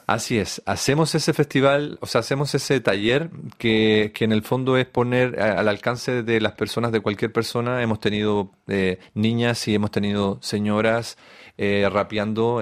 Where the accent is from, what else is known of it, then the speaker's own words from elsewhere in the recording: Chile; also born or lived in Hamburg, Germany / Argentina; a muy temprana edad llegué a Chile a vivir con una tía